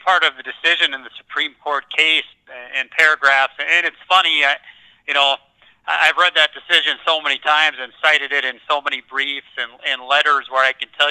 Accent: North Dakota, United States; growing up in North Dakota

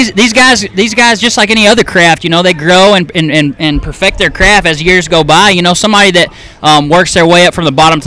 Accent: Dallas, Texas, United States; now in East Texas, United States; I grew up in North Dallas, 635 in Marsh

